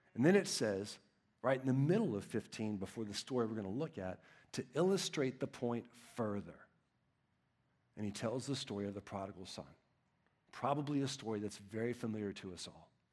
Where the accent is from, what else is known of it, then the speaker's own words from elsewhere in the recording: Texas, United States; I'm from Texas